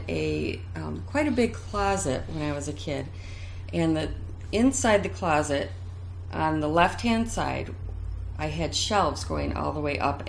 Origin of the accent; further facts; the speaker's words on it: Lansing, Michigan, United States; now in Grand Rapids, United States; I grew up in Lansing.